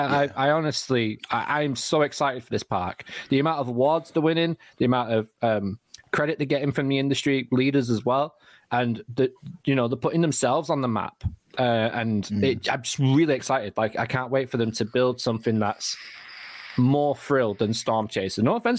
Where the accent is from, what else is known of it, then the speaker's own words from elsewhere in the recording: United Kingdom; because we're British.